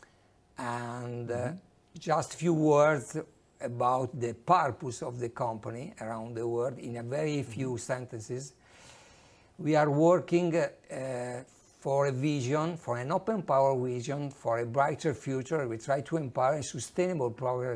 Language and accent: English; Modena, Emilia-Romagna, Italy; I'm from Italy, precisely from Modena.